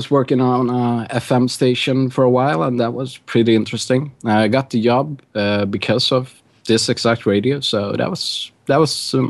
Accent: Sweden; I'm very Swedish.

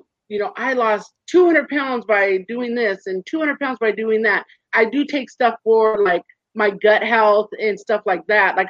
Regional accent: Orange County, California, United States; also born or lived in high desert, California; I'm from California, born and raised in Orange County, but now I'm in the high desert.

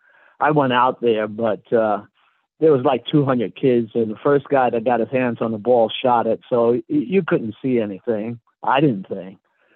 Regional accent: Brooklyn, New York, United States; Well, Brooklyn has a rich history of people growing up there, you know. When I was growing up, baseball was the main thing, and I was a big Dodger fan.

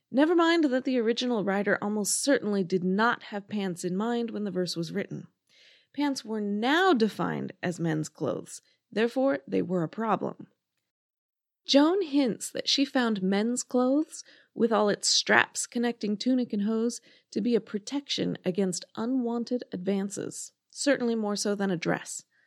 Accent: United States; Being American

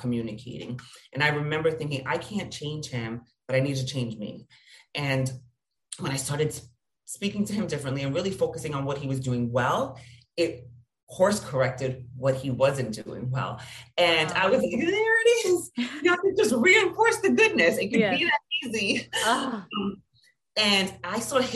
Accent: New York, United States; I'm from New York. I'm Latina.

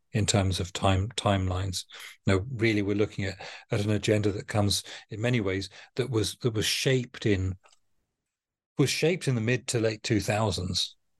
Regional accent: United Kingdom; a Brit that thinks of, of, of maritime power as integral to our, our culture

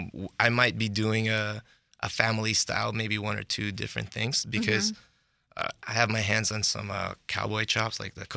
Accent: Bay Area, California, United States; moved away; My parents are from Philippines, mm-hmm. but I grew up in the Bay Area.

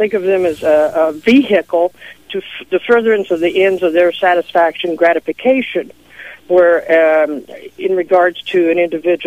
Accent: Leavenworth, Kansas, United States; moved away; also born or lived in Washington; I was raised in Leavenworth, Kansas.

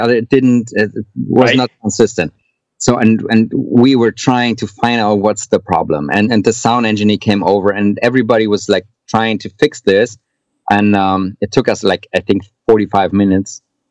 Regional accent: Hamburg, Germany; I come from Hamburg and we have the Reeperbahn over here

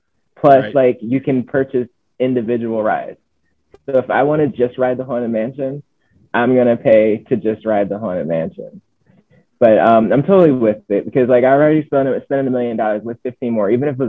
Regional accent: Philadelphia, Pennsylvania, United States; So I'm from Philadelphia, right?

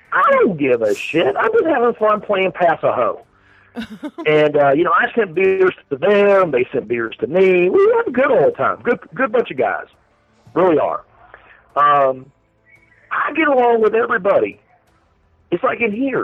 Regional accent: Arizona, United States; I'm from Arizona.

